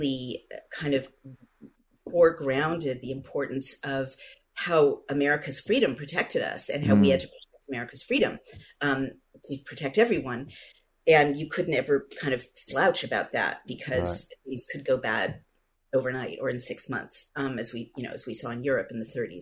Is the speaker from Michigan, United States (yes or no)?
no; San Francisco, California, United States; I grew up in San Francisco, which was the most kind of wonderful place to grow up in the 60s and 70s when I was a child and a teenager